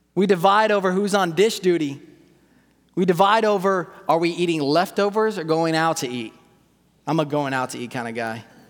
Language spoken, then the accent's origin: English; California, United States; I'm from California